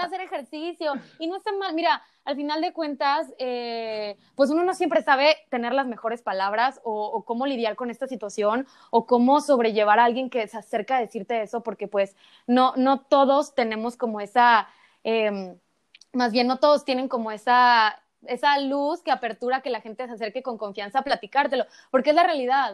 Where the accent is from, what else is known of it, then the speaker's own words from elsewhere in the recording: Acapulco, Guerrero, Mexico; en el kinder, en Acapulco, porque yo soy de Acapulco